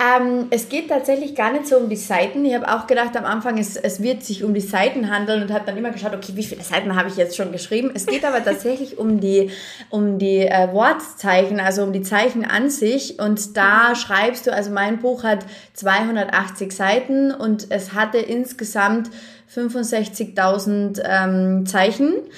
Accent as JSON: {"language": "German", "region": "Carinthia", "country": "Austria", "said": "weil die halt auch Kärntnerin bin, ich habe ja auch einen Dialekt"}